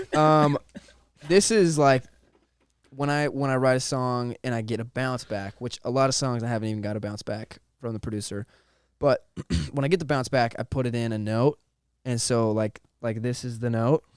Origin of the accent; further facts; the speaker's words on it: Monroe, Washington, United States; I grew up in Monroe, Washington